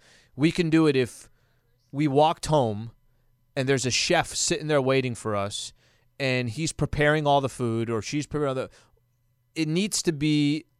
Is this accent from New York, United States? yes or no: no; Glendale, Arizona, United States; I grew up in Glendale. I grew up in Glendale, Arizona.